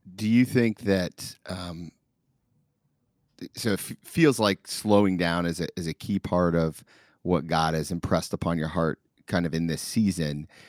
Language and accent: English; Dayton, Ohio, United States; born in my hometown, where I'm recording from right now, downtown Dayton, Ohio